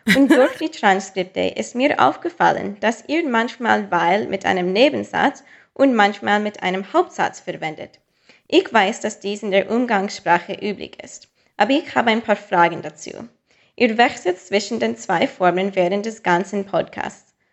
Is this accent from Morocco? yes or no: no; United States; German is a second language; moved away as an adult; now in Switzerland; Ich bin Amerikanerin und wohne seit anderthalb Jahren in der Schweiz